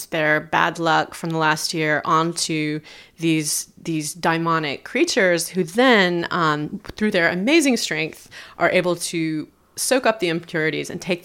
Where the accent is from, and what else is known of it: United States; moved away as an adult; also born or lived in Tokyo